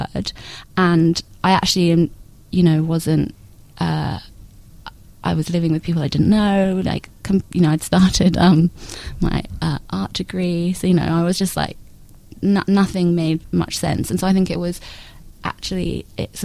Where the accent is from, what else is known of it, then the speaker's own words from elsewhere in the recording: London, United Kingdom; moved away as an adult; now in Melbourne, Australia; I grew up in London until I was 21.